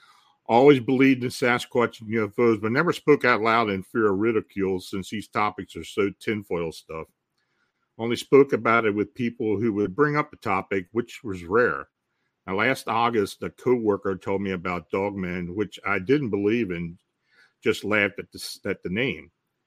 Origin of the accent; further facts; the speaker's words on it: New England, United States; Growing up in New England was the perfect breeding ground for such a fascination.